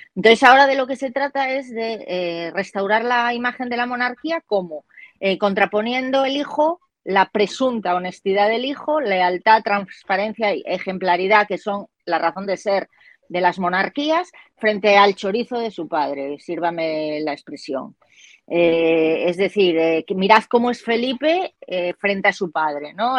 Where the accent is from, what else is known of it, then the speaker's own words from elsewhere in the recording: Galicia, Spain; mi tierra, Galicia